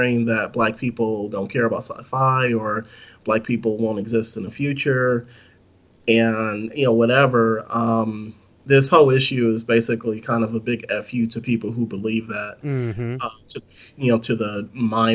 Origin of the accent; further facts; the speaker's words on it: California, United States; growing up in California